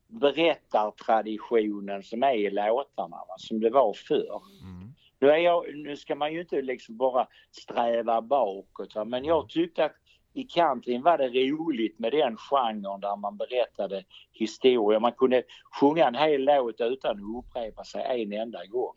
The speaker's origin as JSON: {"language": "Swedish", "area": "Bjäre Peninsula", "region": "Skåne", "country": "Sweden", "tie": "born or raised there", "also_born_or_lived": "Malmö / Eslöv", "accent": "Scanian", "said": "jag är född i Malmö, va? sen bodde jag i Eslöv några år, men ja. den första delen av mitt liv har jag bott här uppe i, eh, på Bjärehalvön"}